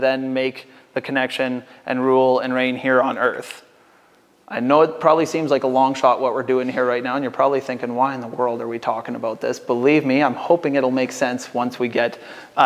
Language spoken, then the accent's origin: English; Canada; as North American Canadians